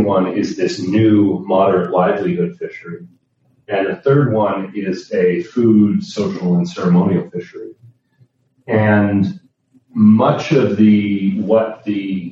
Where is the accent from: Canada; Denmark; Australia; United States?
Canada; Nova Scotia; born and raised in Nova Scotia